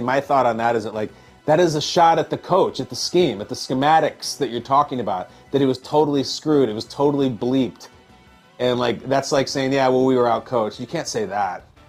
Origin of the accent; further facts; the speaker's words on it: Illinois, United States; I grew up in Illinois.